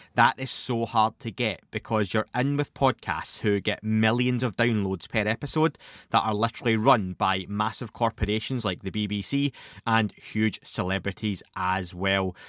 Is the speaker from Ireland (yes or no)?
no; Scotland, United Kingdom; Being Scottish, being from Scotland, I used to go to the library as a young kid